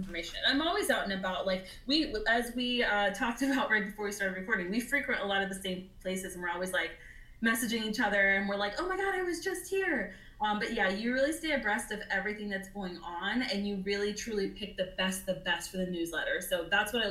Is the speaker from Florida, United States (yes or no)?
yes; Orlando, Florida, United States; I was born and raised in Orlando